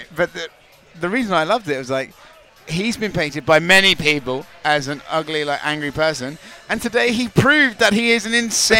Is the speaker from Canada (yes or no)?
no; United Kingdom; I'm a British guy, okay?